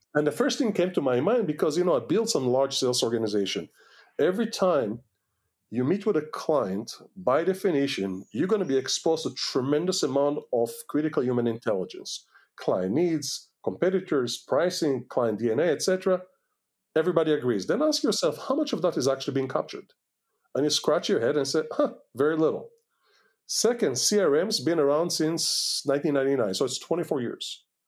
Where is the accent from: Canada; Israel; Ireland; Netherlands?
Israel; English is a second language; moved away as an adult; also born or lived in Washington D.C., United States / California, United States / Kfar Vradim, Israel; we are American citizens, but we are Israelis first